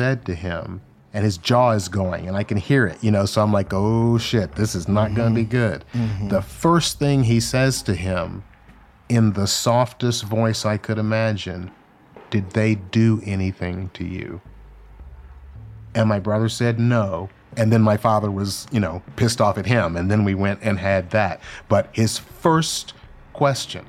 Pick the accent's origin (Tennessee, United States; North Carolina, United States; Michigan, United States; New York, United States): Tennessee, United States; Memphis; I was born in Memphis, Tennessee in 1956. My older brother and I integrated a Catholic school in Memphis in 1963.